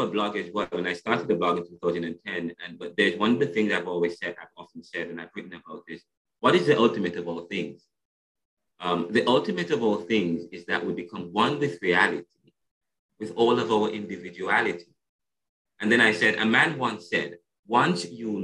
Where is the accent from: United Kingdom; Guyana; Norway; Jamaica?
Jamaica; I'm Jamaican. I'm from Jamaica.